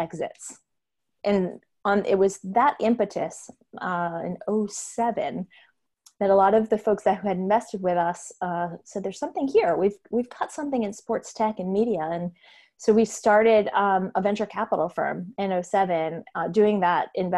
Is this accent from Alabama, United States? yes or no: no; Massachusetts, United States; moved away as an adult; also born or lived in New York; moved back to Massachusetts, where I'm from